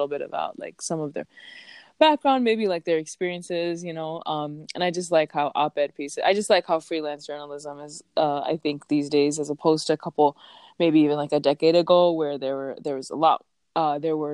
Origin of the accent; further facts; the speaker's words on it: Chicago, Illinois, United States; moved away; I'm born and raised in Chicago, the best city in the world